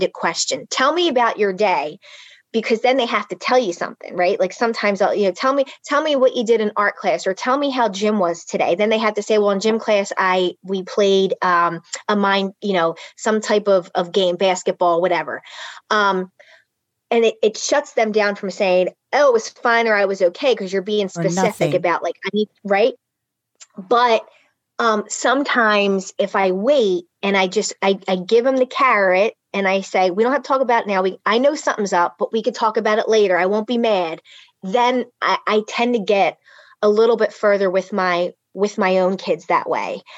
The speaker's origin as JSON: {"language": "English", "town": "Philadelphia", "region": "Pennsylvania", "country": "United States", "tie": "born or raised there", "said": "I grew up in Philly, really tough neighborhood."}